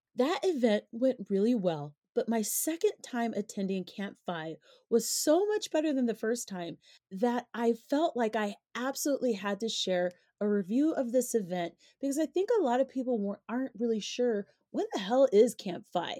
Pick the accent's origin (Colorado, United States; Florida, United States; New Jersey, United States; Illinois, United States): Colorado, United States; Coming from Colorado, navigating primarily white spaces is like second nature for me